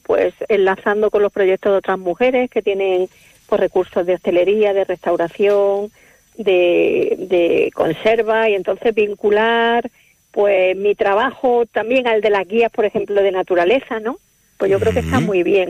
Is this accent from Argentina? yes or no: no; Córdoba, Andalusia, Spain; also born or lived in Madrid; now in Palencia, Spain; sí, soy de Córdoba